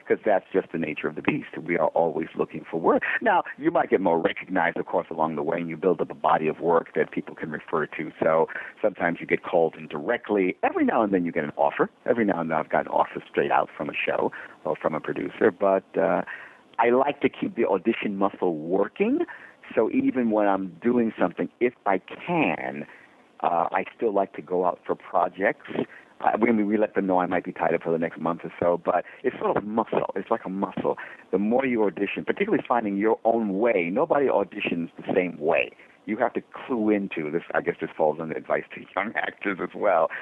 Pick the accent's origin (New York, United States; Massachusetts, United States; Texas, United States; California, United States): New York, United States; New York City; raised two boys in Brooklyn, New York